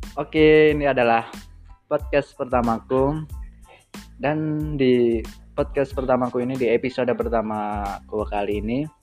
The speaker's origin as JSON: {"language": "Indonesian", "town": "Wonosobo", "region": "Central Java", "country": "Indonesia", "said": "saya berasal dari Kota Wonosobo, Jawa Tengah, Indonesia"}